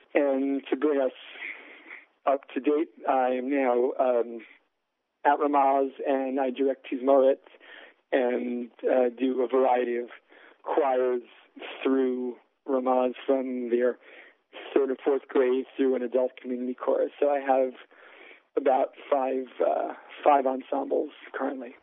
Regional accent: New York City, New York, United States; I grew up right near Columbia, and my father had been a professor there

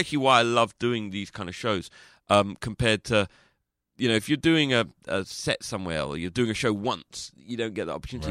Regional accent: London, United Kingdom; I'm not from Liverpool, I'm from London

